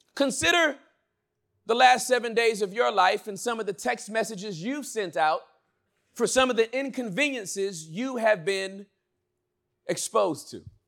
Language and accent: English; Inglewood, California, United States; I was born and raised in Inglewood, California